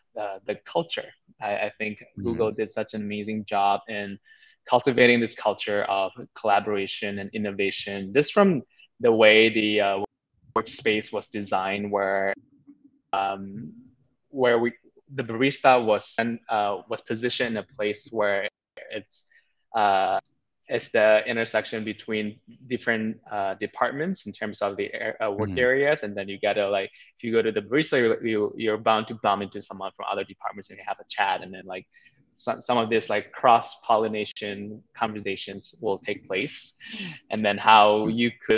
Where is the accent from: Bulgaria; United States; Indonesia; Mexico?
Indonesia; moved away as an adult; also born or lived in Singapore; now in Bali, Indonesia; I'm actually from Indonesia originally, but I spent the last 10 years in Singapore.